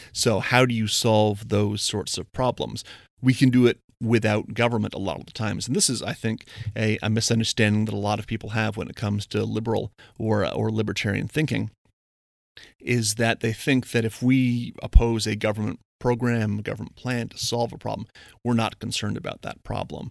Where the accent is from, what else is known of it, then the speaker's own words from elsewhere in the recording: Windsor, Ontario, Canada; I'm from Windsor, Ontario, big, uh, big automotive, the ca-, automotive capital of Canada.